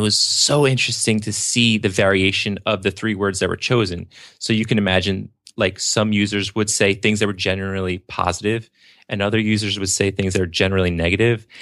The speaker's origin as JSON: {"language": "English", "region": "New Jersey", "country": "United States", "tie": "born or raised there", "said": "Born and raised in New Jersey"}